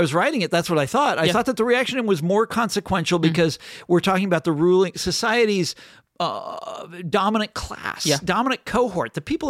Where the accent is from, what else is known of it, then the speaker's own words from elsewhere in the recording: Chicago, Illinois, United States; So then comes this silver-tongued orator from Illinois, Barack Obama, who I was from Chicago.